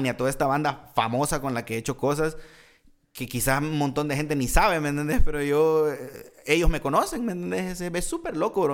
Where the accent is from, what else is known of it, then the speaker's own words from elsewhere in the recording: El Salvador; moved away as an adult; cuando yo me vine a vivir aquí, yo estaba teniendo muchos conflictos en El Salvador por situaciones sociales allá